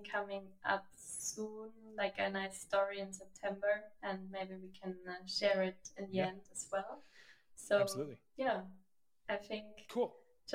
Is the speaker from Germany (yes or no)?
yes; Germany; moved away; I just moved back to Germany